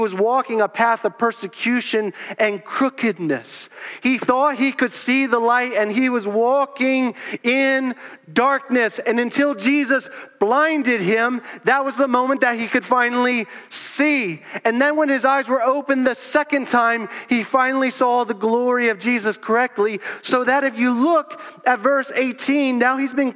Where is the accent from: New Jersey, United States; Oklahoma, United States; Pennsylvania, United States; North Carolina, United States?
Pennsylvania, United States; Southeast; moved away as an adult; also born or lived in South Florida; I was born in Southeast Pennsylvania